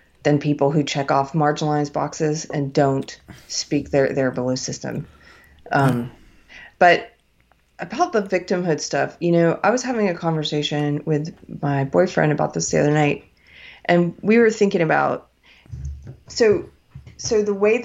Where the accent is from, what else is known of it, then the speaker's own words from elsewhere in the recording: United States; I was born in America. I'm an American